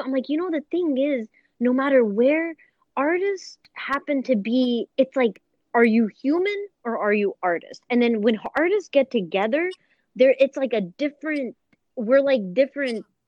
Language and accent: English; Duhok, Kurdistan Region, Iraq; moved away; when I was growing up in Duhok